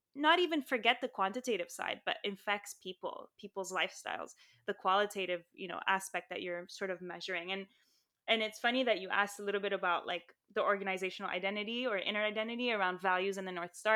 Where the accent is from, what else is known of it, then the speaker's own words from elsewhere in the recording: Saudi Arabia; moved away; also born or lived in Lebanon / Armenia (ancestry); I grew up in Saudi Arabia and Lebanon, and my family's Armenian